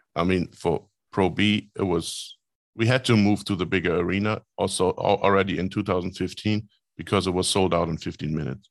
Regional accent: Rostock, Mecklenburg-Vorpommern, Germany; Rostock is my hometown

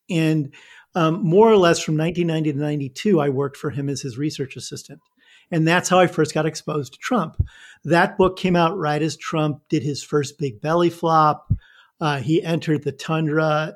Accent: Northern Illinois, United States; moved away as an adult; also born or lived in New York; I'm a, a Midwestern boy. I grew up in Northern Illinois

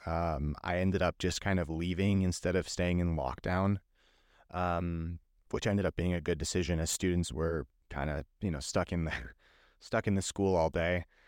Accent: Las Vegas, Nevada, United States; I'm happy to be in my hometown

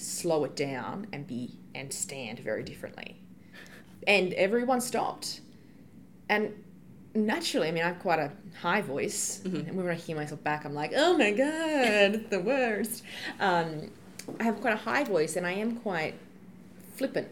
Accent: Australia; accent: Australian; When Australians go overseas, we've got such a strong accent

